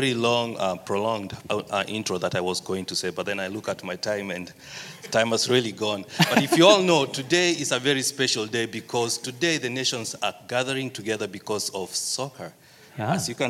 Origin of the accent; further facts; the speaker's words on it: Kenya; So I'm from Kenya.